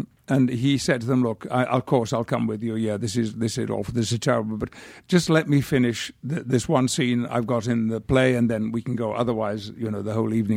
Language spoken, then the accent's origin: English; United Kingdom; now in United States; I do have a very strong feeling about being British